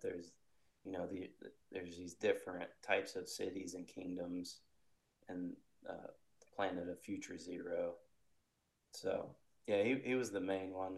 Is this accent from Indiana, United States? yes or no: yes; Indiana, United States; I'm from Indiana, so I kind of been sticking to the Midwest